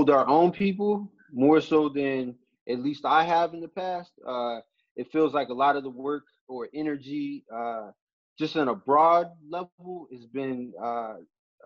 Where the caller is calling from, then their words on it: Hartford, Connecticut, United States; also born or lived in Pittsburgh; I'm calling right now from Hartford, Connecticut.